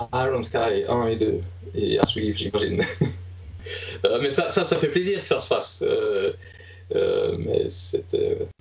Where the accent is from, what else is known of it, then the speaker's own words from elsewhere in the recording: Liège, Wallonia, Belgium; moved away as an adult; now in Stockholm, Sweden; donc, je suis liégeois, euh, avant d'être devenu stockholmois.